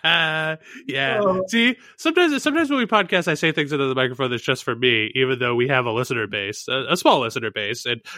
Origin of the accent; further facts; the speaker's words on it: North Shore, Massachusetts, United States; I grew up on the North Shore in Massachusetts